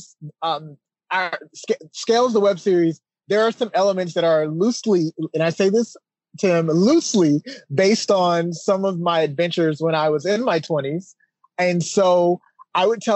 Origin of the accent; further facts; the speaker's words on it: Canton, Mississippi, United States; also born or lived in Chicago, Illinois; now in Atlanta, United States; I was born in Chicago, Illinois, and I lived there for a few years. And then we relocated to Canton, Mississippi, which is the deep South.